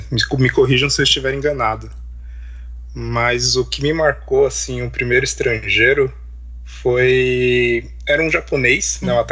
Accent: São Paulo, Brazil; Pra quem não sabe, eu sou, né, sou de São

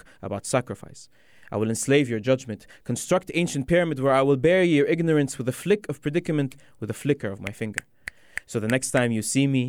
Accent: Egypt; I am an Egyptian. A 7,000-year-old civilization

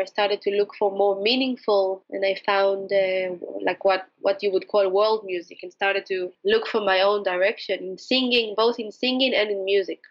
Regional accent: Jerusalem, Jerusalem District, Israel; moved away; also born or lived in Spain / England / Morocco; I was born in Jerusalem

